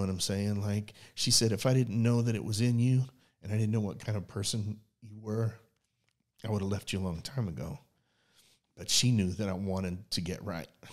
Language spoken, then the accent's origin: English; Oklahoma City, Oklahoma, United States; we're from Oklahoma City